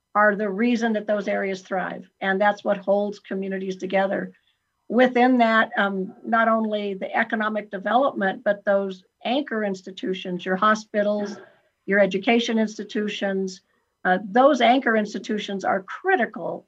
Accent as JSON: {"language": "English", "town": "Franktown", "region": "Colorado", "country": "United States", "tie": "born or raised there", "also_born_or_lived": "Virginia Dale, Colorado", "said": "I was born and raised in Franktown, Colorado, which was um, 45 miles from nowhere"}